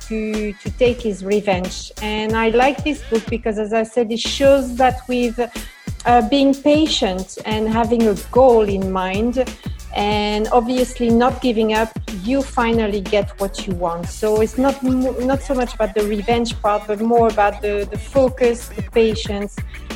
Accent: France; English is a second language; moved away as an adult; also born or lived in Germany / Netherlands / Italy; now in Luxembourg; So I was born and raised in France, and then I left. I lived in different countries. I lived in Germany, in the Netherlands, in Italy, and now I've been living in Luxembourg for the last 6 years.

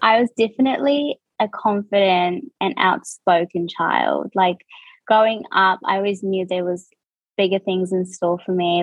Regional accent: New Zealand; accent: New Zealand; moved away as an adult; now in Australia; born and raised in New Zealand, um, and I've been in Australia for I would say two and a half years now

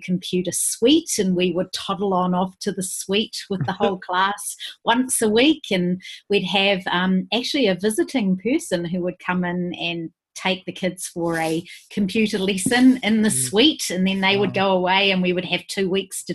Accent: New Zealand; moved away as an adult; also born or lived in Thailand / Australia; now I've moved back to my home country and I'm way back down the bottom of New Zealand this time.

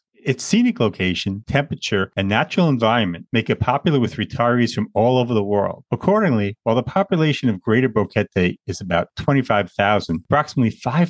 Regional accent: Long Island, New York, United States; Born and raised in Long Island, New York, a place I always wanted to leave.

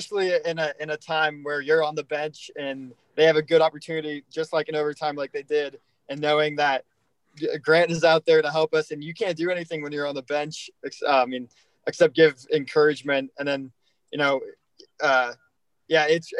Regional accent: New Hampshire, United States; moved away; I was born in New Hampshire

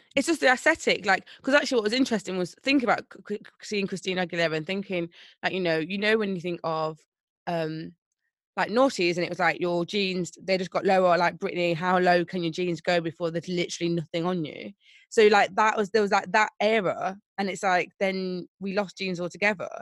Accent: Nottingham, East Midlands, United Kingdom; I'm actually from Nottingham, born and bred.

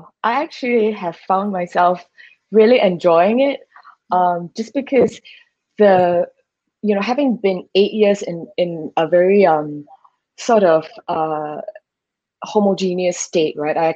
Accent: Singapore; moved away as an adult; now in Thailand; it is my home country after all, so I know it like the back of my hand

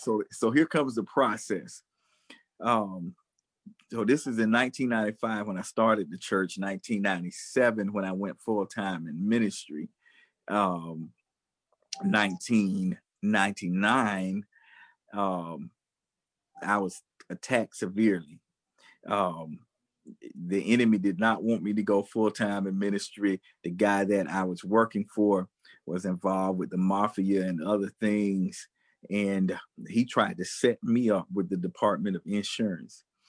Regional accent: United States; I'm an American filmmaker

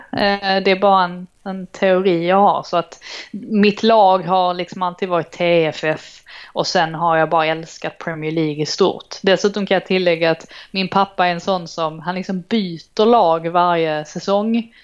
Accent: Trelleborg, Skåne, Sweden; also born or lived in Stockholm; now in London, United Kingdom; jag är uppvuxen i Trelleborg

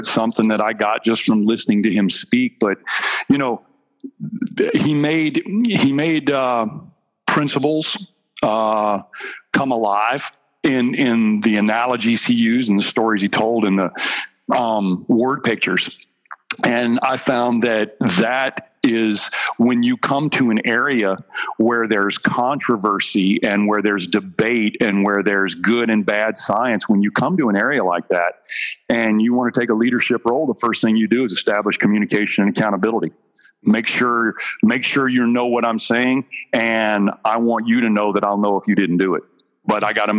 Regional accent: Dry Fork, Virginia Beach, United States; we moved from Virginia Beach on the East Coast

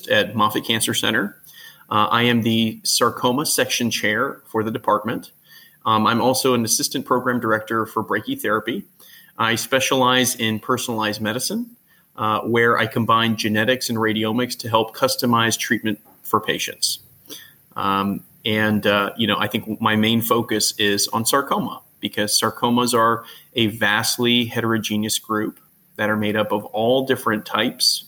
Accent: Texas, United States; originally born and raised in Texas

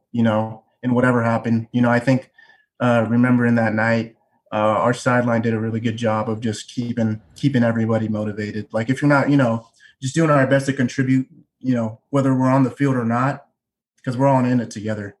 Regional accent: Tacoma, Washington, United States; also born or lived in Bellevue, Washington; we're from Tacoma

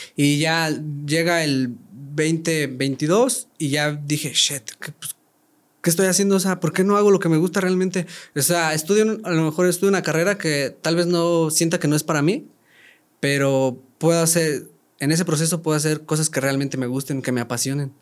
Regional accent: San Luis de la Paz, Guanajuato, Mexico; also born or lived in Querétaro; Yo no soy de Querétaro, soy de San Luis de la Paz, Guanajuato

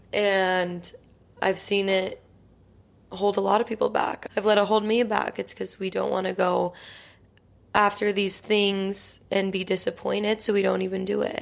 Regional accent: Utah, United States; now in New York, United States; I'm from Utah

